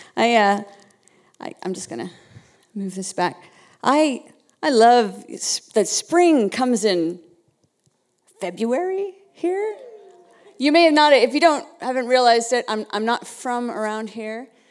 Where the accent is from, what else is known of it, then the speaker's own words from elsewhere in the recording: Winnipeg, Manitoba, Canada; moved away; I'm from another part of Canada. I was originally from Winnipeg